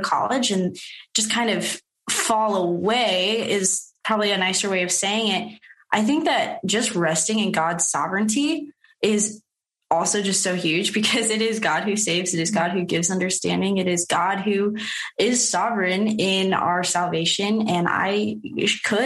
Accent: Midwest, United States; we're from the Midwest

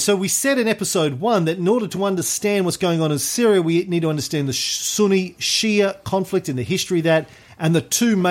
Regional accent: Australia

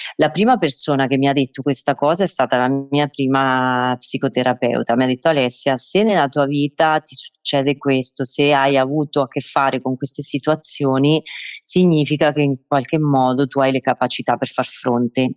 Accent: Marche, Italy; io sono oh, base nelle Marche, ho scelto di, di restare nel, nel, mio paesino

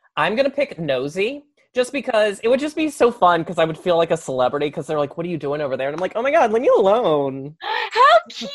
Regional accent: the South, United States; accent: southern; that's my southern accent

